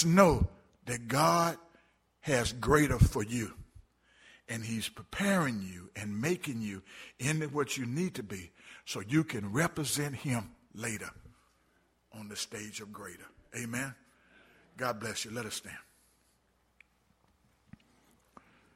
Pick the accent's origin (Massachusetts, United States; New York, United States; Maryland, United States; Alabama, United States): Alabama, United States; Birmingham; moved away; I grew up in Birmingham, Alabama, barely made it out of high school.